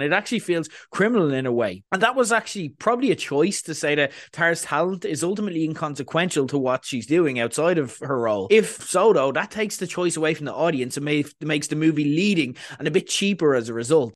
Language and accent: English; Ireland; we're Irish